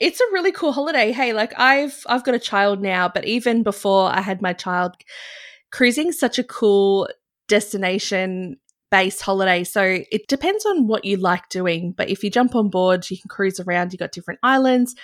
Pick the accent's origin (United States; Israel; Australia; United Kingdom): Australia; Byron Bay, New South Wales; I grew out of the bubble when I was in Byron Bay. You know, I'd grown up there